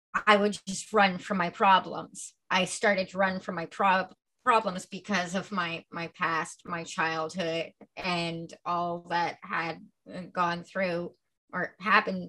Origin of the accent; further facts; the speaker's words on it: Milton, Ontario, Canada; also born or lived in Acton / Ottawa / Kitchener; now in Toronto, Canada; I was raised in Milton, and then I moved to Acton, then I moved to Ottawa, then I moved to Kitchener. I've been everywhere